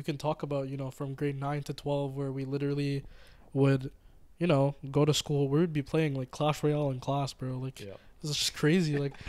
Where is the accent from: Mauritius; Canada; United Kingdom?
Mauritius; sorry guys, I'm from Mauritius, just putting that out there.